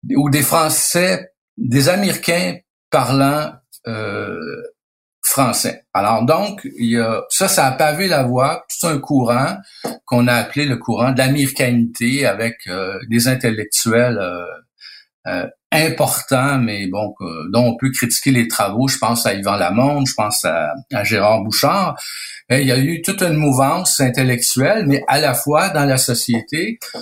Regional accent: Quebec, Canada

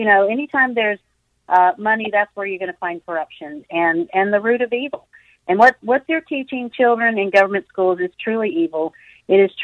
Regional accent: the South, United States; I'm from the South, so that's what we say down here

